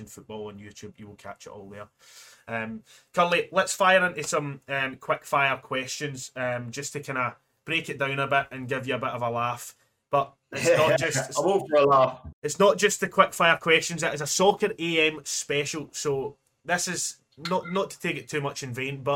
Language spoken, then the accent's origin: English; Scotland, United Kingdom; I'm Scottish